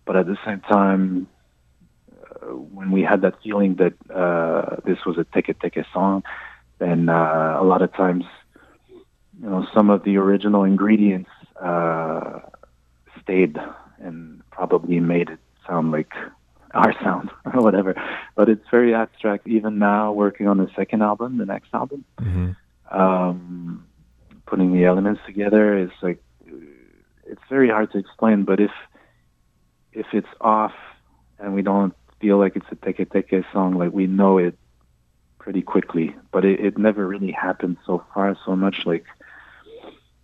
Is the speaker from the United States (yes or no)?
no; Japan; now in Montreal, Canada; I was born in Japan. My mom is Japanese, and my dad is French-Canadian.